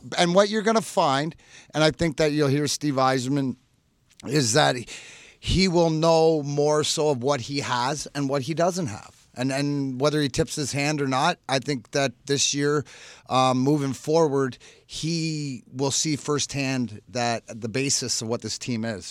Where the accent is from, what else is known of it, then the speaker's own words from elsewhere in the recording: Canada; I'm Canadian